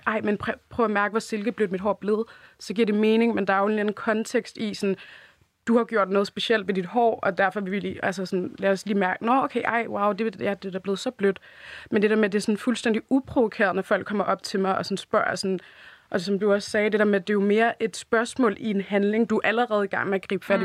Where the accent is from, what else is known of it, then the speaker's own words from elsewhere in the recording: Denmark; jeg er jo født og opvokset her i Danmark